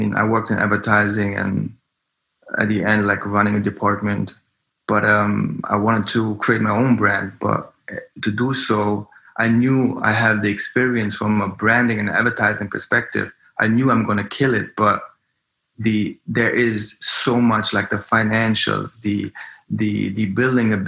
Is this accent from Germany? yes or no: yes; Germany; moved away as an adult; also born or lived in Frankfurt / Berlin; now in New York, United States; I come from Germany and I grew up there.